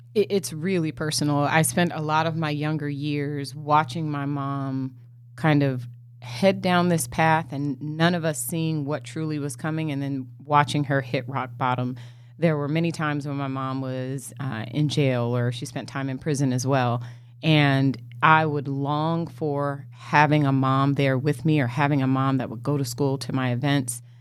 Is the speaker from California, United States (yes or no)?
yes; Los Angeles, California, United States; also born or lived in Inglewood, California; I grew up in L A. I was born in Inglewood, California